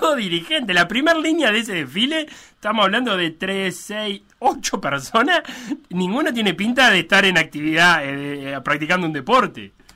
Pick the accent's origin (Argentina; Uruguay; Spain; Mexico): Uruguay; tenemos como uruguayos